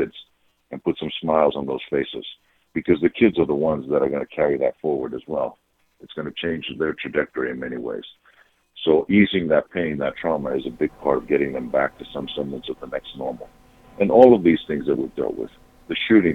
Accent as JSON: {"language": "English", "town": "Patras", "region": "Western Greece", "country": "Greece", "tie": "born or raised there", "also_born_or_lived": "Australia", "moved": "as an adult", "lives_now": "United States", "said": "I come from my hometown is a big port town on the west coast of Greece named Patras"}